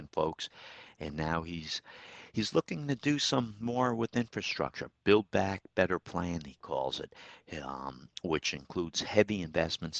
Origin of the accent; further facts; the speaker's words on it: Troy, New York, United States; my hometown, Troy, New York.